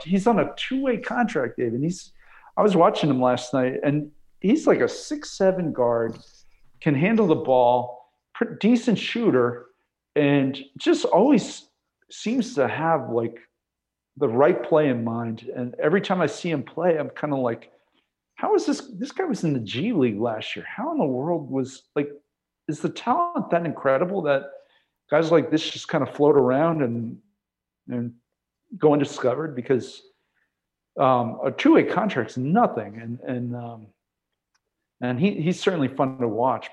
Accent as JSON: {"language": "English", "region": "New York", "country": "United States", "tie": "born or raised there", "said": "I grew up in New York"}